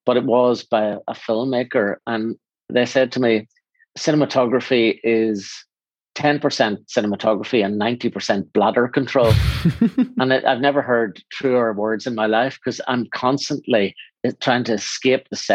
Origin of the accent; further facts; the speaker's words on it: Northern Ireland, United Kingdom; I come from Northern Ireland